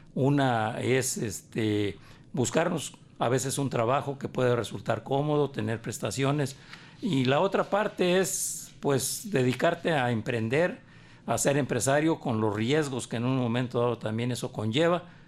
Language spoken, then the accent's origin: Spanish; Guadalajara, Jalisco, Mexico; also born or lived in Sayula; Yo llegué muy joven este, aquí, aquí a Guadalajara venía de, de soy nací en Sayula, a raíz de que mi padre fallece, yo, la familia nos tuvimos que radicar aquí, aquí, en, aquí en Guadalajara